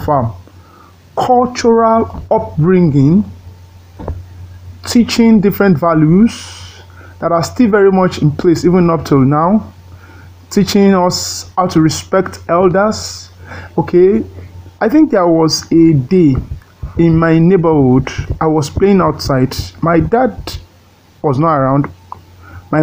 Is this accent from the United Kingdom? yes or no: no; Ejigbo, Osun, Nigeria; also born or lived in Ola, Osun State; now in Ogbomosho, Nigeria; I was born at Ejigbo, the headquarters of Ejigbo local government area of Osun State